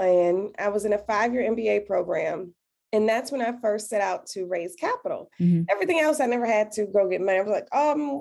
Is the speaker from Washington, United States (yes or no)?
no; Detroit, Michigan, United States; I'm born and raised in Detroit, Michigan